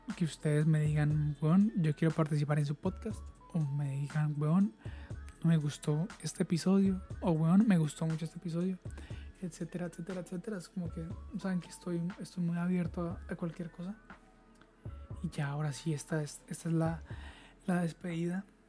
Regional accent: Colombia; como colombianos

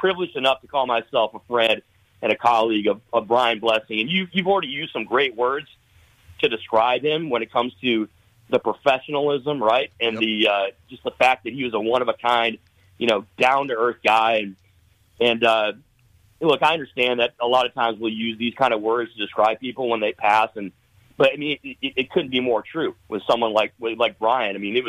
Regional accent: Michigan, United States; myself growing up in Michigan.

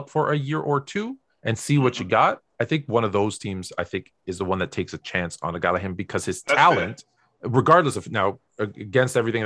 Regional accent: Canada; I'm a guy from Canada, and when I played high schools in Canada

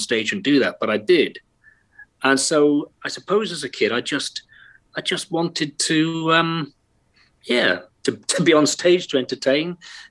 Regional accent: Wales, United Kingdom; accent: Welsh; Born and bred, yeah. Of Irish extraction, if that matters at all. Yes, I was. Born and raised here

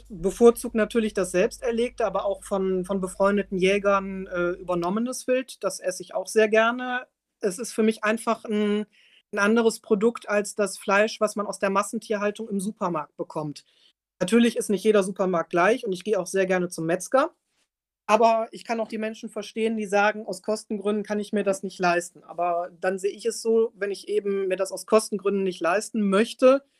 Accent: North Rhine-Westphalia, Germany; Aber ich komme halt hier aus der Nähe von Düsseldorf. Es ist halt sehr Großstadt geprägt.

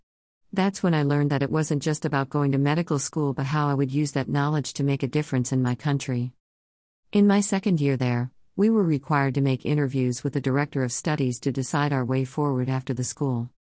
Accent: Ghana; Like I said, I grew up in Ghana and started schooling here too.

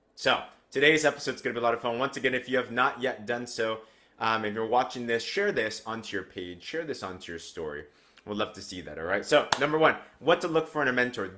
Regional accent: United States; I grew up in America, but with an Asian household

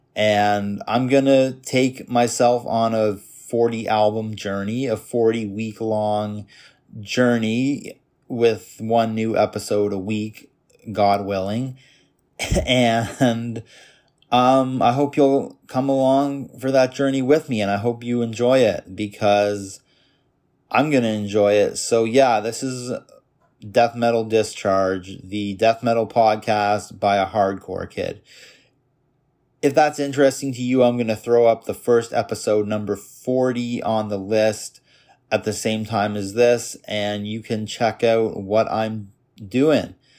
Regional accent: Toronto, Ontario, Canada; I was born in Canada, Toronto, Canada in nineteen ninety-one. Grew up in the suburbs of Toronto for the first eighteen years of my life

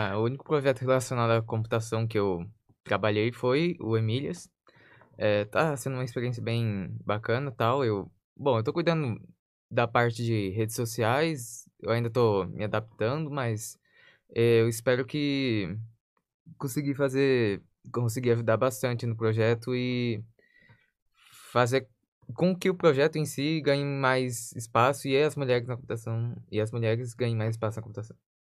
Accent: Sorriso, Mato Grosso, Brazil; moved away as an adult; eu tive que mudar da minha cidade natal. Eu morava em Sorriso, Mato Grosso

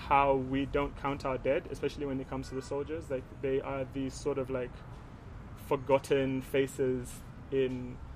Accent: Uganda; we come from Uganda

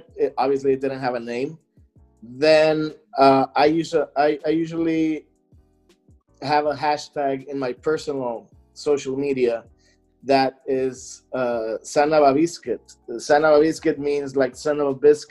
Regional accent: McAllen, Texas, United States; moved away as an adult; now in Houston, United States; I'm from McAllen originally, south of Texas and the border with Mexico. And I moved to Houston two and a half years ago

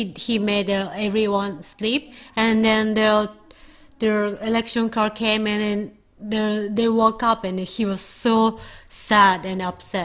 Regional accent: Fukuoka, Japan; I was raised in Fukuoka

